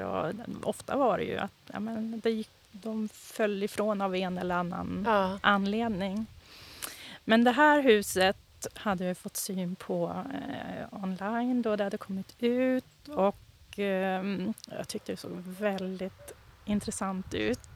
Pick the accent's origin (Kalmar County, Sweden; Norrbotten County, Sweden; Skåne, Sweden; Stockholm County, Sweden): Norrbotten County, Sweden; Boden; moved away as an adult; also born or lived in Ås, Östersund, Jämtland / Umeå; Jag är uppifrån eh, Boden, utanför Boden, en liten by som heter Vittjärv